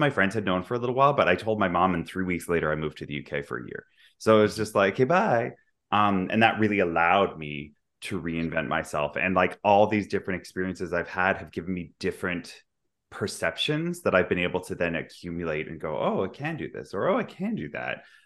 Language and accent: English; Vancouver, British Columbia, Canada; moved away as an adult; also born or lived in Dubai / London / New York; now in Toronto, Canada; I'm from Vancouver. I grew up there, but I also, I live in Toronto now